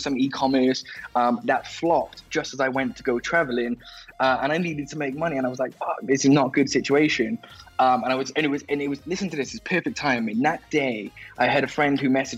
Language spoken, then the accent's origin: English; Wales, United Kingdom; I grew up in Wales in the UK